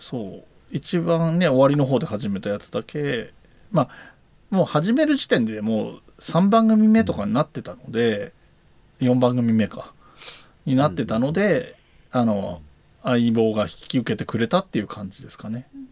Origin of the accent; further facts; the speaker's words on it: Yamanashi, Japan; accent: Koshu dialect; moved away as an adult; also born or lived in Kanagawa / Tokyo; 大学卒業まで山梨にいて、社会に出て、えーと、神奈川